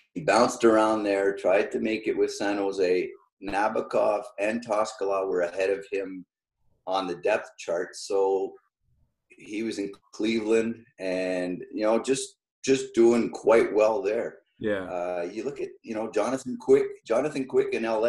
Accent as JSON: {"language": "English", "town": "Sherbrooke", "region": "Quebec", "country": "Canada", "tie": "born or raised there", "also_born_or_lived": "Rochester, Minnesota", "said": "growing up in Sherbrooke, Sherbrooke is an English, pretty much an English speaking town. And, um, and I was born in Rochester, Minnesota also"}